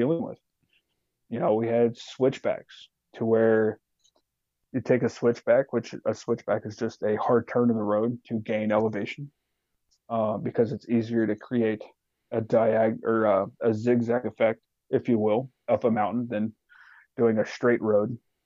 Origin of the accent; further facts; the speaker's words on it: Alaska, United States; I'm from Alaska